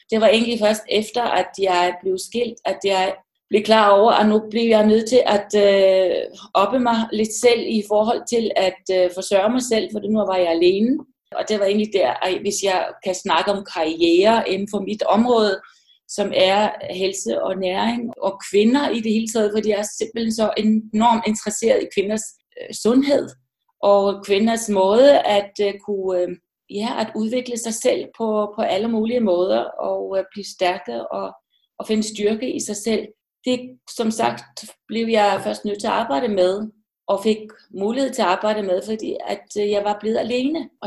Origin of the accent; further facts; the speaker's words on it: Iceland; moved away as an adult; also born or lived in Westfjords, Iceland (mother's origin); now in Denmark; Jeg er født i Island, har boet i Island de første 20 år af mit liv, og så flyttede jeg til Danmark har stor tilknytning til Danmark, og det havde jeg allerede, da jeg var barn.